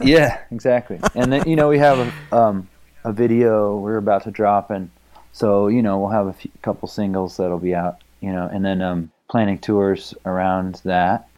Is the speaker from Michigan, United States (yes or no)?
no; Palo Alto, California, United States; I grew up in Palo Alto